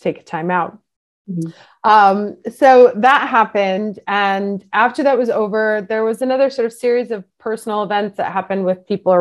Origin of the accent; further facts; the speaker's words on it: New York, United States; moved away as an adult; now in Milan, Italy; I grew up in New York. I moved to Milan when I was 24.